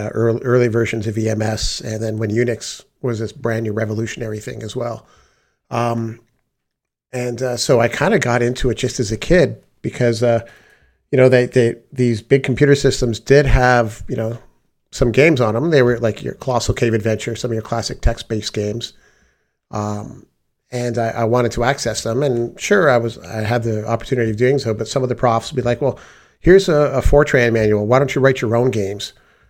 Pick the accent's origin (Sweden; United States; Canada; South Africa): Canada; I had the privilege of growing up in Canada, where my mother was the administrator for the computer science department at the university.